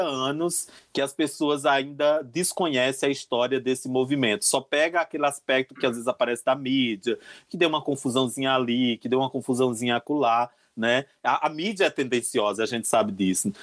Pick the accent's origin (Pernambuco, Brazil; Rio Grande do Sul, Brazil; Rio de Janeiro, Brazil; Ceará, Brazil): Pernambuco, Brazil; moved away as an adult; also born or lived in Caruaru / São Paulo; now in Brasília, Brazil; Eu sou uma drag queen que mora aqui em Brasília, né? Aqui foi onde eu me fiz enquanto artista drag queen, mas de origem sou pernambucana